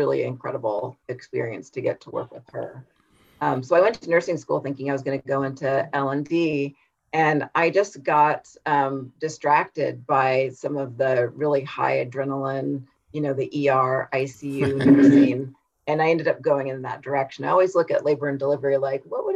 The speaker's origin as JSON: {"language": "English", "area": "Humboldt County", "region": "California", "country": "United States", "said": "So I am from Humboldt County in California, which is the very, it's the northernmost coastal county in California. So it was very rural."}